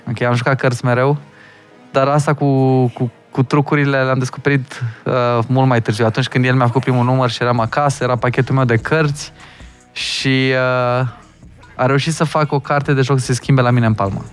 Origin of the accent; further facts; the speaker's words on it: Hunedoara, Hunedoara County, Romania; now in Bucharest, Romania; că eu sunt din Hunedoara